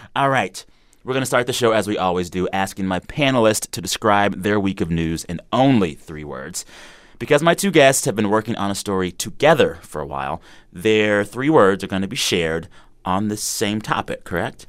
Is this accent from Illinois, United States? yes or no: no; San Antonio, Texas, United States; moved away; growing up in Texas